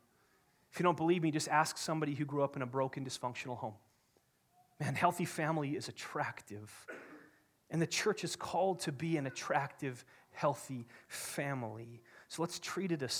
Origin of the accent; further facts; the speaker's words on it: Kamloops, British Columbia, Canada; I grew up in Kamloops, BC.